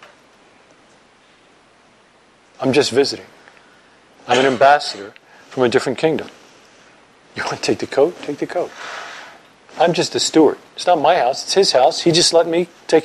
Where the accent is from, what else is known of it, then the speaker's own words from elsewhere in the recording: New York, United States; moved away; I'm from New York.